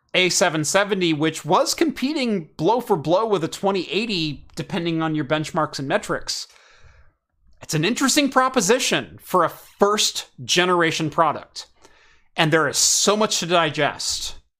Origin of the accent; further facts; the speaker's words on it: Eugene, Oregon, United States; I grew up in Eugene